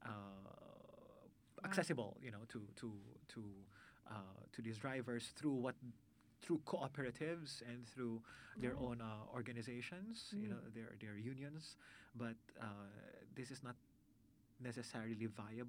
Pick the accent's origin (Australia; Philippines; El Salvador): Philippines